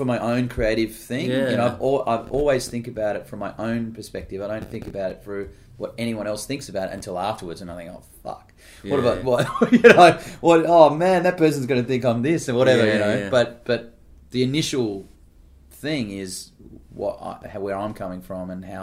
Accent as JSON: {"language": "English", "town": "Adelaide", "region": "South Australia", "country": "Australia", "tie": "born or raised there", "said": "growing up in Adelaide"}